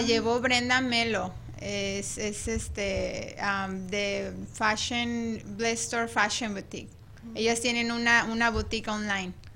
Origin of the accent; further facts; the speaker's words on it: Ciudad Obregón, Sonora, Mexico; moved away; yo soy de, de Obregón, Sonora. Soy de Sonora